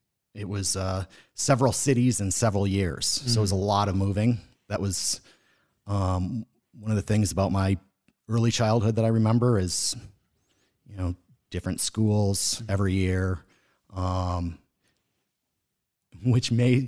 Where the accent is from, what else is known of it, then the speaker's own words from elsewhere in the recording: Boston, Massachusetts, United States; born there; So I was born in Boston, Massachusetts. That's where my mom's side of the family is from.